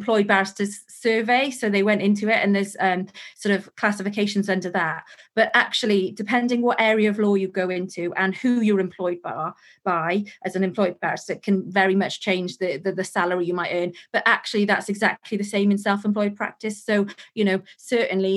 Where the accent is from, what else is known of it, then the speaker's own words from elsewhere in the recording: Wales, United Kingdom; I am from Wales, so I didn't want to move to London